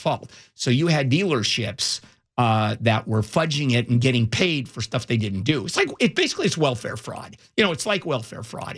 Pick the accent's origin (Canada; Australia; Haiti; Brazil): Brazil; moved away; I, I come from Brazil